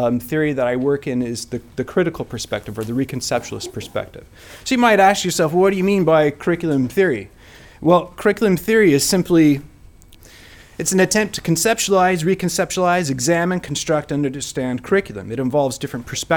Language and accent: English; United States; moved away as an adult; also born or lived in Cincinnati, Ohio; now in Wales; I'm not originally from Wales. I'm originally from the US.